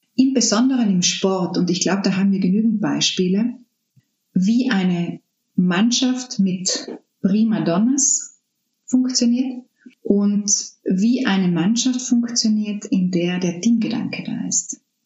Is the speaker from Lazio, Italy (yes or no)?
no; South Tyrol, Trentino-Alto Adige, Italy; moved away as an adult; Südtirol ist meine Heimat.